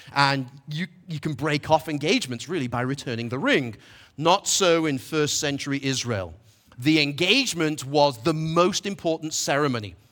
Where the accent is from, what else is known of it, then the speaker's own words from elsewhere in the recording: Manchester, North West England, United Kingdom; now in Asheville, United States; I'm from Manchester, England